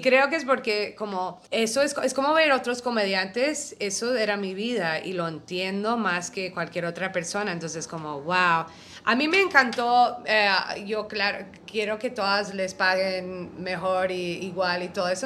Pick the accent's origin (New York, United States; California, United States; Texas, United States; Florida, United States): New York, United States; yo soy neoyorquina